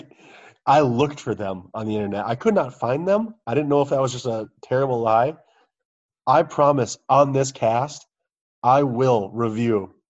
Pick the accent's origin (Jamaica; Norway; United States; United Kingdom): United Kingdom; My crisps, as I call them, because I'm British.